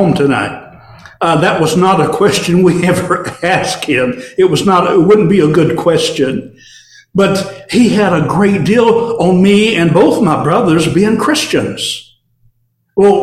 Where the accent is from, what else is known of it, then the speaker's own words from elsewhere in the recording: Warren County, Tennessee, United States; back in my hometown in Tennessee, Warren County, actually the nursery capital of the world